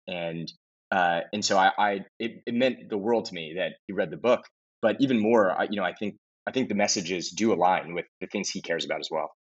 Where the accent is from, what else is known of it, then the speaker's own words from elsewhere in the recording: Los Angeles, California, United States; moved away as an adult; I grew up in Los Angeles, California.